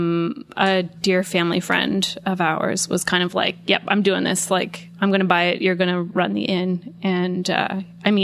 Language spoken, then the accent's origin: English; Sydney Mines, Nova Scotia, Canada; also born or lived in Halifax; We're just Sydney Mines.